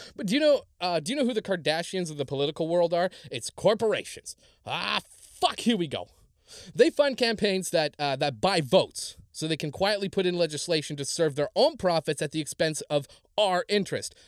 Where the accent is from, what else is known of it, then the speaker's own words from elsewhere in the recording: Cranberry Portage, Manitoba, Canada; moved away as an adult; now in Los Angeles, United States; growing up in Canada was different. The only time we had a lockdown in high school, which, as we know, was when a moose was on the loose in the schoolyard. That's Cranberry Portage, Manitoba.